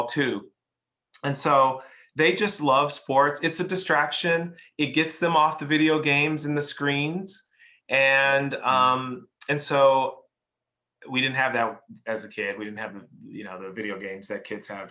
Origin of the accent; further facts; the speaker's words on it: Chicago, Illinois, United States; moved away as an adult; now in Atlanta, United States; I grew up in Chicago. I actually left in 2005. We moved to Atlanta